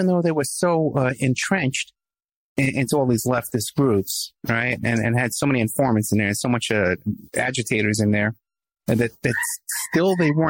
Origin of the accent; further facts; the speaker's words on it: New York, United States; now in Los Angeles, United States; I'm from New York, you know, as you can probably tell from my accent.